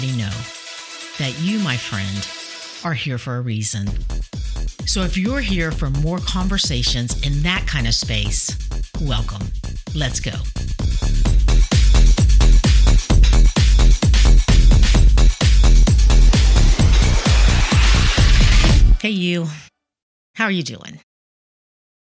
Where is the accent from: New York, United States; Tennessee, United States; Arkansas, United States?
Tennessee, United States; Chattanooga; moved away as an adult; also born or lived in Miami, Florida; I grew up in Tennessee